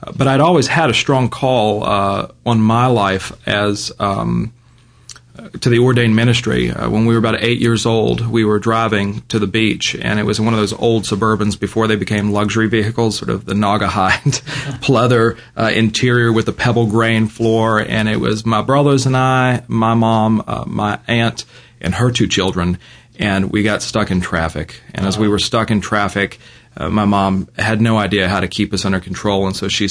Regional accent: Virginia, United States; now in Birmingham, United States; I grew up in Virginia

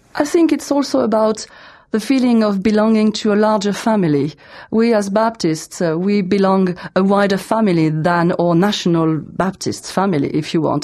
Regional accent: France; also born or lived in south of France; I'm from France

